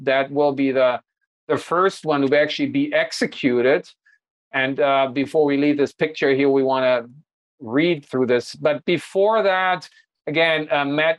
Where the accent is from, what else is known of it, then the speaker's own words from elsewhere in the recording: Hanover, Lower Saxony, Germany; moved away; my hometown, the NordLB